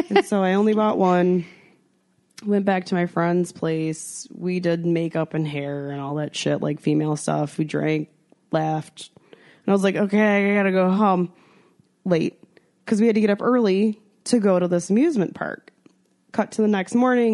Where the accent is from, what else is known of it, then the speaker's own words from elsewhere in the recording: United States; being American